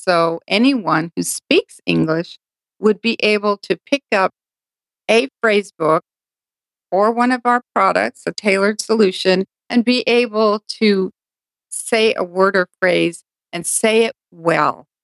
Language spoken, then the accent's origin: English; Hawaii, United States; also born or lived in Japan; My parents were stationed in uh, Hawaii for 10 years. And so my, my brother and sister and I grew up in Hawaii.